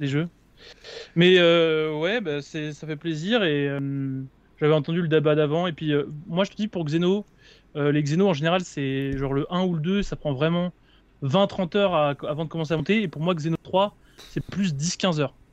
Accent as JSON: {"language": "French", "town": "Houilles", "region": "Île-de-France", "country": "France", "also_born_or_lived": "Nantes", "moved": "as an adult", "said": "je suis, de Houille. Là je pars à Nantes travailler, mais jusqu'à oh. présent j'étais de Houille."}